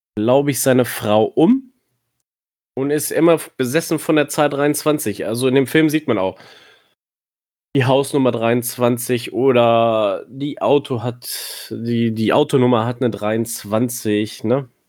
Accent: near Hanover, Lower Saxony, Germany; ich komme aus der Nähe von Hannover.

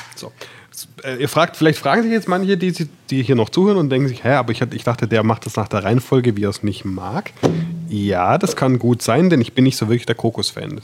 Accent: Swabia, Germany; ich bin Schwabe

